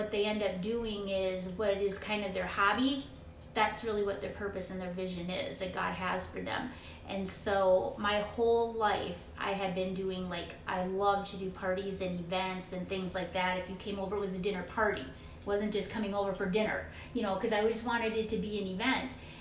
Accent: Minnesota, United States; also born or lived in Arizona; now in Phoenix, United States; originally my brother, we're from Minnesota. We moved to Arizona

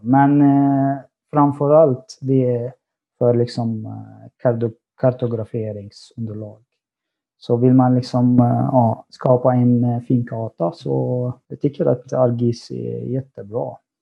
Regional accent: Syria; Swedish is a second language; moved away as an adult; now in Sweden; Jag har varit i Sverige i nästan sex år. Jag kommer från Syrien.

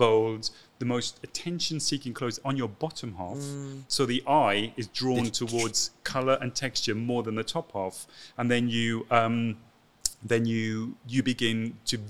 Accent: Llantrisant, Wales, United Kingdom; moved away as an adult; also born or lived in London; I grew up in Wales called Llantrisant.

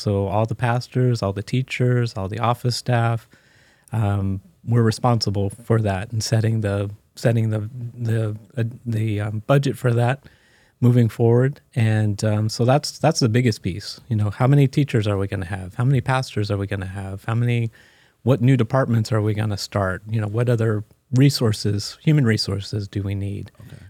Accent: Maryland, United States; I grew up in Maryland, Washington, D.C. area. So lived there my first 30 years, and my family is not one that moves.

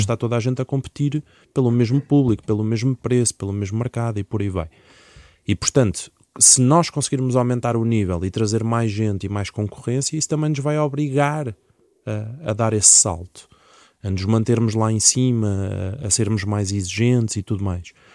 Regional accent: Portugal; also born or lived in Leiria; eu sou português e devia falar era português de Portugal

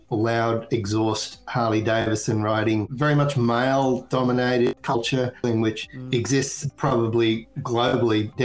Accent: Australia; moved away; I'm originally from Australia and I happened to spend a lot of time on two wheels as a kid

